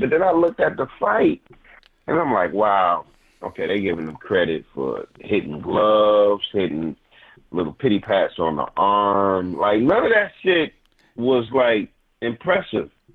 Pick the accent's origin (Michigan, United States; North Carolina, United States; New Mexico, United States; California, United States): Michigan, United States; Detroit; also born or lived in Inkster, Michigan; I was born in Detroit, um, I grew up partially, you know, in Inkster because that's where all my family is from. But I'm from Detroit. I went to high school in Detroit